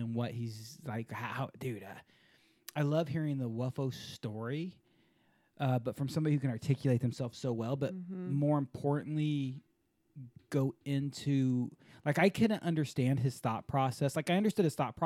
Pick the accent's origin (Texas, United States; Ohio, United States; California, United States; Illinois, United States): Texas, United States; Houston; I'm from Houston. I'm from the mothership